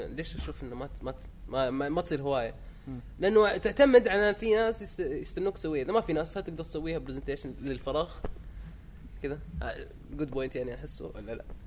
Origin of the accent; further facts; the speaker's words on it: Mecca, Makkah Province, Saudi Arabia; اني من مكه